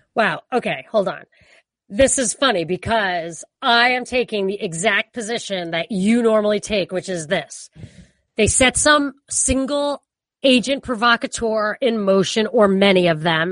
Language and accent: English; New York, United States; also born or lived in Boston; as a New Yorker